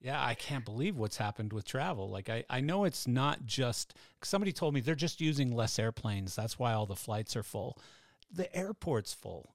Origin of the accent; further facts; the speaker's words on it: Canada; I'm Canadian